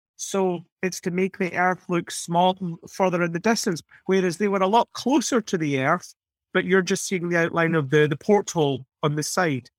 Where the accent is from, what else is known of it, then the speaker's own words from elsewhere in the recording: United Kingdom; moved away; I grew up in Margaret Thatcher's Britain